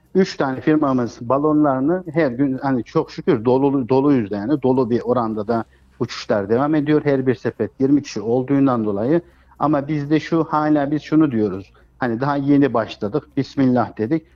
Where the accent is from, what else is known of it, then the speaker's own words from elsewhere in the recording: Kayseri, Kayseri Province, Turkey; Biz aç gözlü bir toplum değiliz Kayseriler olarak